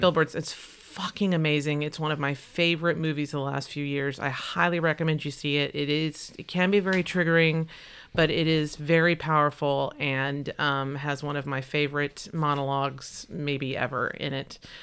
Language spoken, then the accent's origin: English; Texas, United States; accent: twangy Texas; My mother's got a strong Texas accent, and when I'm around her, it comes out